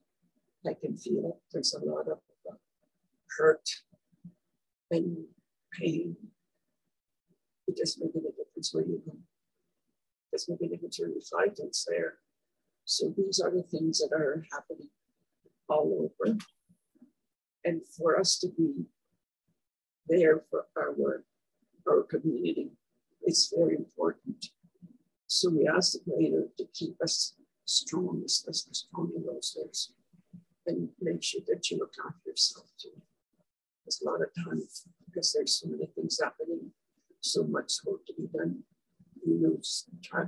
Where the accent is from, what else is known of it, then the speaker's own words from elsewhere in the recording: Saskatchewan, Canada; I was born in Wanneroo, Saskatchewan, and I went to the rest of the school for 8 years in Dublin, Saskatchewan